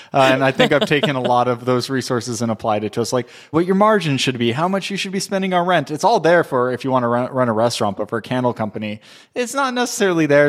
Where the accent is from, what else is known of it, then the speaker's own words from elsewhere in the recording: Southern California, United States; also born or lived in Texas; I'm from Southern California, but I moved to Texas in two thousand four